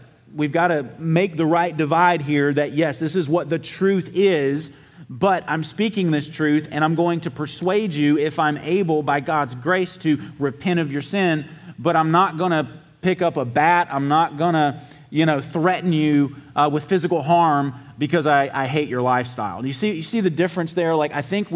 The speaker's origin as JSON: {"language": "English", "region": "South Georgia", "country": "United States", "said": "I'm from South Georgia"}